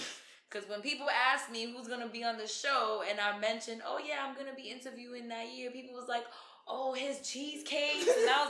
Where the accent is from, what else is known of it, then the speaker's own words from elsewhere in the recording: New York, United States; I'm from New York.